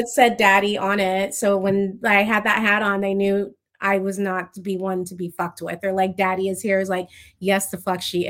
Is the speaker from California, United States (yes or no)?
yes; Oceanside, California, United States; born there; also born or lived in San Diego; I was actually born in California in Oceanside. My family, they were just from the South.